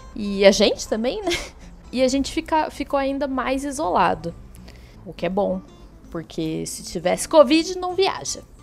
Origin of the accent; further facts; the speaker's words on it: Botelhos, Minas Gerais, Brazil; moved away; eu fui em botelhos que foi onde eu nasci